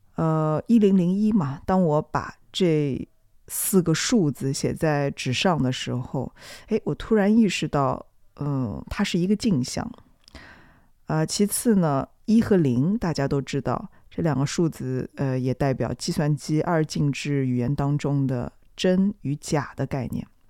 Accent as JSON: {"language": "Chinese", "region": "Shanghai", "country": "China", "tie": "born or raised there", "said": "我家，我老家就住在玉佛寺的旁边"}